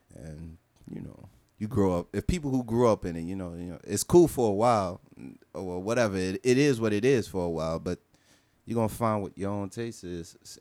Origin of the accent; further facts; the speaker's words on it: Miami, Florida, United States; I'm from Miami